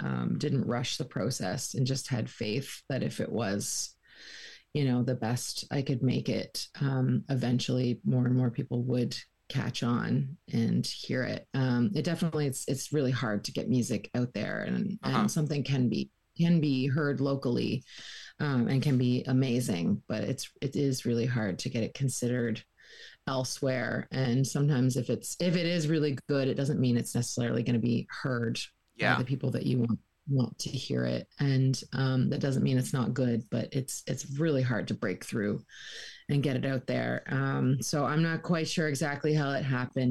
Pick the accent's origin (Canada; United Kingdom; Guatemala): Canada; Peterborough, Ontario; born or raised there; now in St. John's, Canada